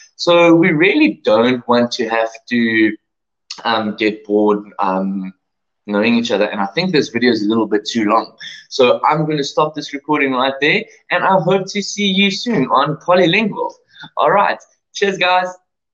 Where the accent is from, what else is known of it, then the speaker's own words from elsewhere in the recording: South Africa; first language English; I was born and raised in sunny South Africa